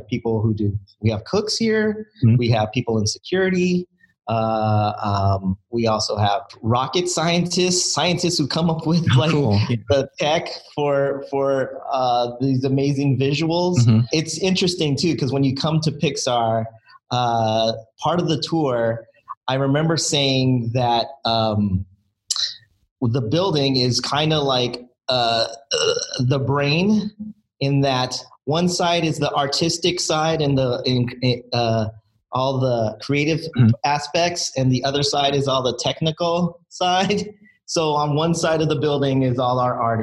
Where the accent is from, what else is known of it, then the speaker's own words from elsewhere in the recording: San Diego, California, United States; moved away as an adult; also born or lived in Filipino heritage; now in Emeryville, United States; I'm originally from San Diego